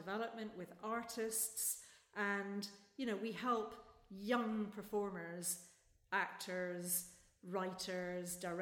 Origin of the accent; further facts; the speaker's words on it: Glasgow, Scotland, United Kingdom; also born or lived in Manchester; now in Edinburgh, United Kingdom; I'm from Glasgow.